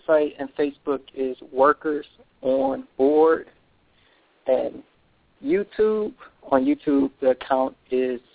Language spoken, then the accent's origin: English; Detroit, Michigan, United States; I'm from Michigan, Detroit.